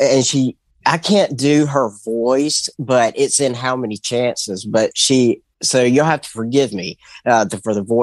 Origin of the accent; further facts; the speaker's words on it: Mobile, Alabama, United States; I'm from Mobile, Alabama